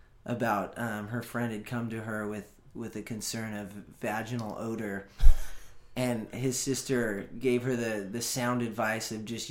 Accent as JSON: {"language": "English", "town": "Los Osos", "region": "California", "country": "United States", "tie": "born or raised there", "said": "I'm from a small town called Los Osos."}